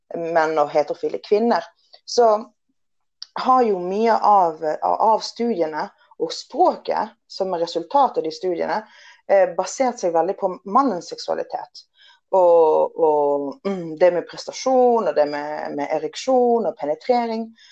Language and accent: Norwegian; Western Norway, Norway; moved away as an adult; also born or lived in England; now in Oslo, Norway; som du kan høre, så er det, jeg er oppvokst på Vestlandet.